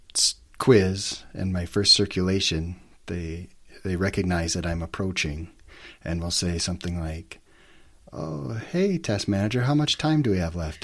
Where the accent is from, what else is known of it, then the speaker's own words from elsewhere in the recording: White Bear Lake, Minnesota, United States; moved away as an adult; also born or lived in Alta, Utah; now in Salt Lake City, United States; Just a small town boy growing up in Minnesota